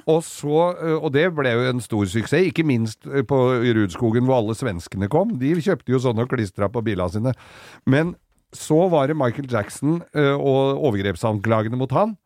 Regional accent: Oslo, Norway; der jeg kom fra, i Oslo øst

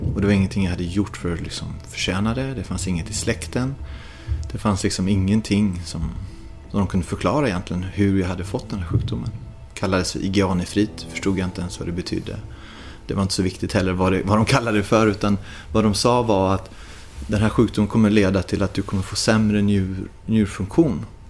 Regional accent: Sweden; moved away; när jag bodde hemma i Sverige

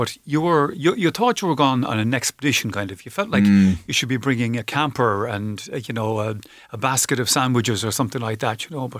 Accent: Galway, Connacht, Ireland; also born or lived in Waterford; But I grew up in Galway. And like I would say to people, when Galway played Waterford in the All-Ireland Hurling Final a couple of years ago

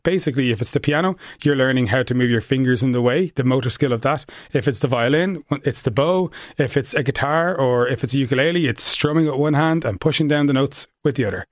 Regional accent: Ireland; also born or lived in United States; in Ireland, we have this kind of self-conscious thing

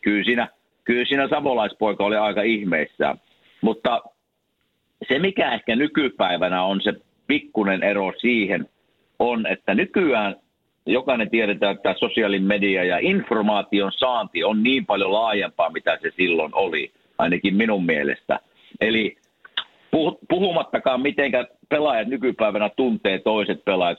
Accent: Kuopio, North Savo, Finland; me ollaan Kuopiosta molemmat

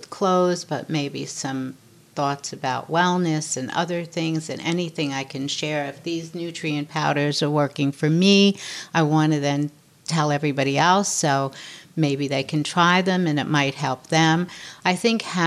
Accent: New York, United States; I'm born and raised in New York. I'm tough

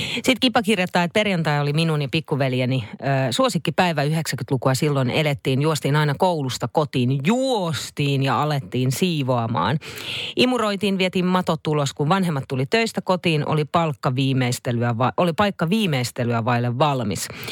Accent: Naantali, Southwest Finland, Finland; kun Naantalissa on lapsuuteni viettänyt

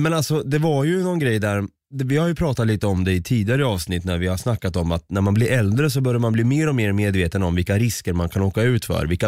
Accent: Östergötland, Sweden; du och jag som är från Östergötland

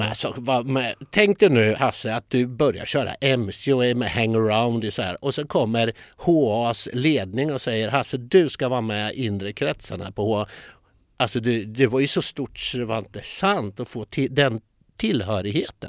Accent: Linköping, Östergötland, Sweden; jag är ju uppfödd i Linköping

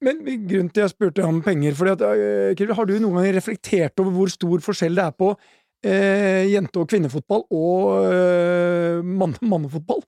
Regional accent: Norway; Jeg er stolt som nordmann

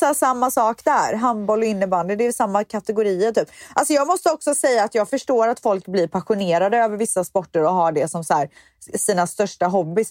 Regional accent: Viskafors, Västra Götaland, Sweden; jag är ju uppvuxen i Viskafors

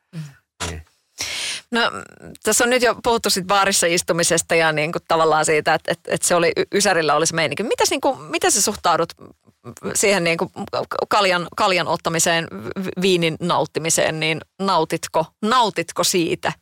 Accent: Kotka, Kymenlaakso, Finland; Itsehän olen Kotkasta kotoisin

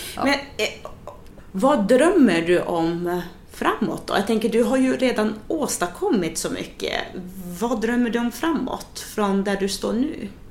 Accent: Umeå, Västerbotten County, Sweden; i Umeå då, där jag, där jag är ifrån

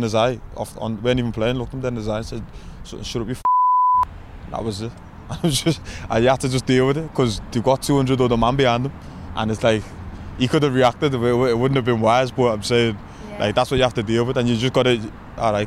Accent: Liverpool, North West England, United Kingdom; I'm in Liverpool is my city. I'm a Scouser

